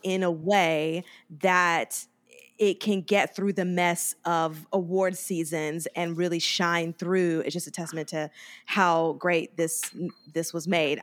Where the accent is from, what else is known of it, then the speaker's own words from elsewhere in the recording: Mobile, Alabama, United States; moved away; also born or lived in Harlem, New York; my hometown, guys, Mobile, Alabama.